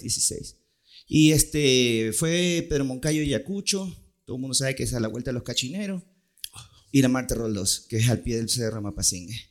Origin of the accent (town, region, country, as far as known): Ecuador; born or raised there; also born or lived in Puerto Rico / New York